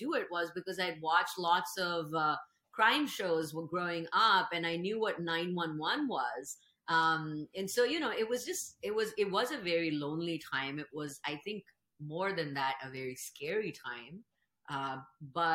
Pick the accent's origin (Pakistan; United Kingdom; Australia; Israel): Pakistan; moved away as an adult; now in Seattle, United States; I grew up in Pakistan